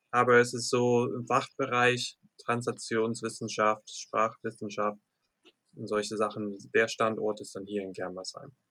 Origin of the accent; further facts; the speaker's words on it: Pennsylvania, United States; now in Germany; geboren, aufgewachsen und ähm, ja, also deutscher Name kommt daher, weil viele Leute in, Pen in Pennsylvania haben deutsche Herkunft.